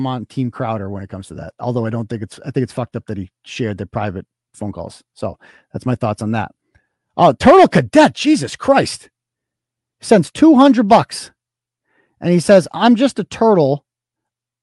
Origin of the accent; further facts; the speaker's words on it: Worcester, Massachusetts, United States; now in Holden, United States; I'm from Worcester. I started the blog in Worcester.